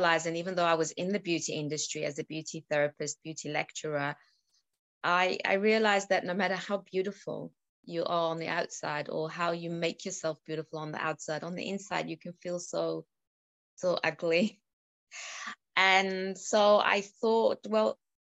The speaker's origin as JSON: {"language": "English", "country": "South Africa", "tie": "born or raised there", "moved": "yes", "lives_now": "United Kingdom", "said": "I was born in South Africa. I live in the UK"}